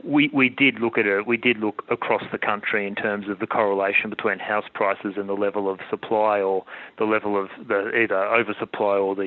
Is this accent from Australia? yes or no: yes; Australia; as an Australian